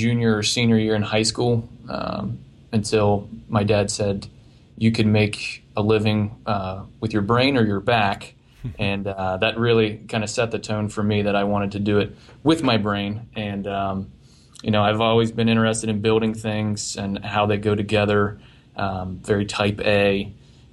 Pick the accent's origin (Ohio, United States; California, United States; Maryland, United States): Ohio, United States; Marietta; also born or lived in Westlake, Ohio; I grew up in Southeast Ohio in a little town called Marietta